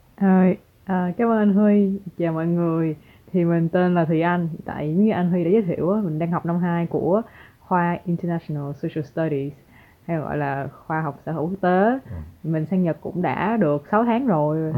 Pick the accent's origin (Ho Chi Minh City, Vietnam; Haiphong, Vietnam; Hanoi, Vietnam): Ho Chi Minh City, Vietnam; moved away as an adult; now in Japan; em đến từ Sài Gòn ừ. là ở Việt Nam